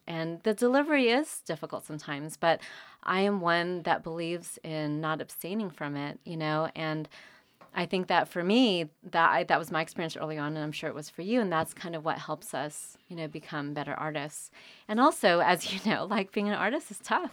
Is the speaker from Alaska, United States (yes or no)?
no; California, United States; born or raised there; moved away as an adult; also born or lived in Vietnam; now in North Carolina, United States